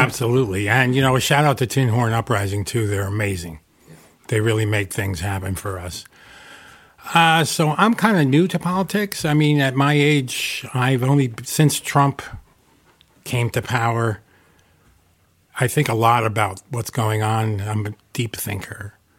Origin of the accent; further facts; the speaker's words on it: Newburgh, New York, United States; also born or lived in Gardiner, New York / New Paltz, New York / Albany, New York; now in Kingston, United States; I'm a lifelong area resident. I was born in Newburgh.